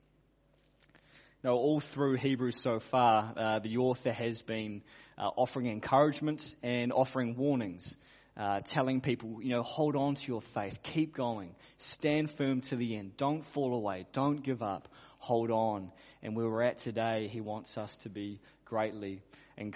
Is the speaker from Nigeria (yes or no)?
no; Auckland, New Zealand; I grew up in Auckland